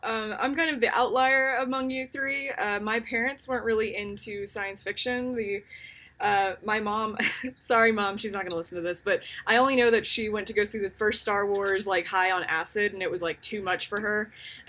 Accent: United States; because I am an American

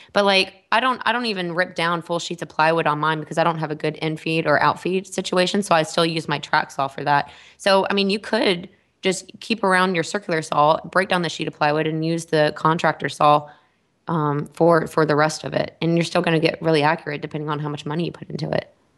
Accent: Texas, United States; I'm from Texas

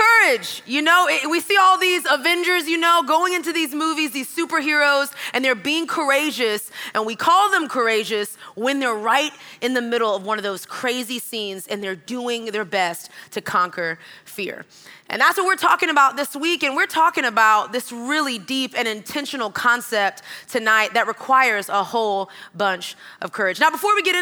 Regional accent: Texas, United States; moved away as an adult; also born or lived in Georgia; I'm from Texas.

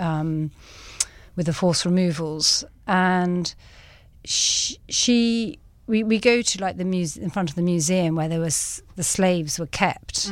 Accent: England, United Kingdom; moved away as an adult; now in Cape Town, South Africa; I'm from England

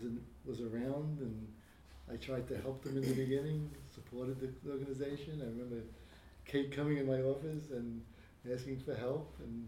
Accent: New York City, New York, United States; local, born and raised in Greenpoint, local businessman.

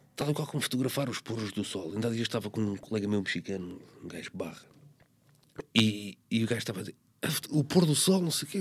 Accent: Corroios, Setúbal, Portugal; eu nasci em Correios

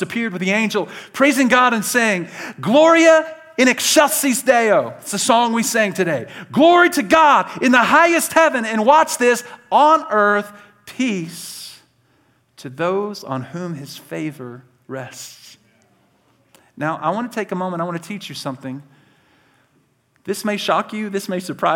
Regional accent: Birmingham, Alabama, United States; now in Idaho, United States; I was born in Birmingham, Alabama

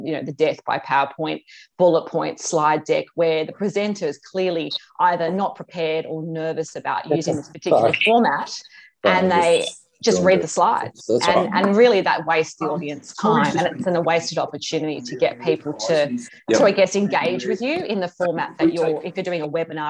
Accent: Australia; also born or lived in Hong Kong / London; worked in Hong Kong and London, and came back to Australia about 20 odd years ago

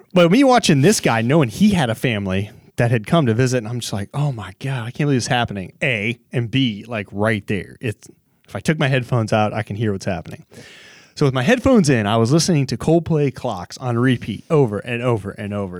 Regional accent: Texas, United States; growing up in Texas

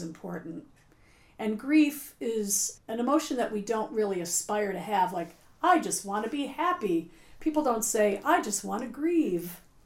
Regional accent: Buffalo, New York, United States; now in Cape Cod, United States; I'm from Buffalo

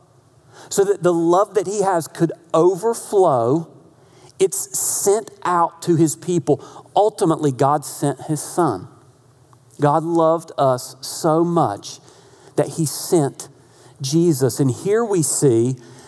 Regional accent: North Carolina, United States; My accent, I'm from North Carolina

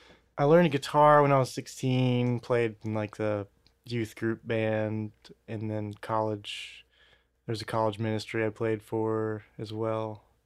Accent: Starkville, Mississippi, United States; also born or lived in Louisiana; I spent most of my life in Starkville, Mississippi.

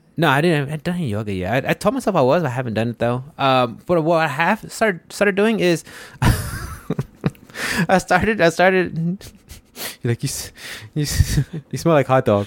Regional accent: Houston, Texas, United States; I'm from Houston

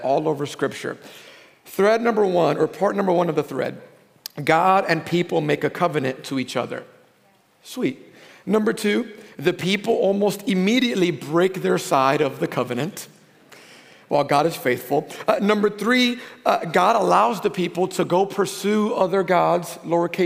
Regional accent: New York, United States; moved away; born and raised in New York

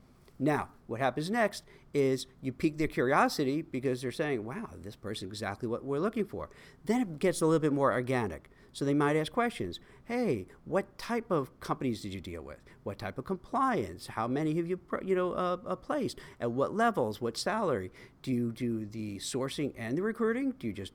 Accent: Brooklyn, New York, United States; I was born in Canarsie, Brooklyn, and I went to PS 115, and then on to Bildersee Middle School.

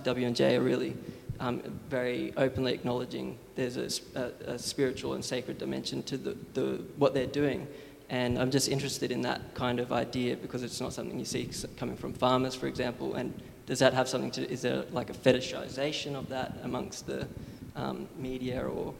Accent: Moura, Queensland, Australia; I'm from Central Queensland, from a town called Moura.

